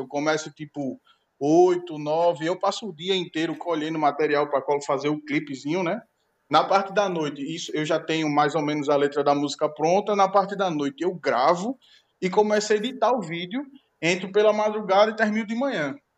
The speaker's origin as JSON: {"language": "Portuguese", "region": "Northeast Region", "country": "Brazil", "said": "pelo fato de eu ser nordestino"}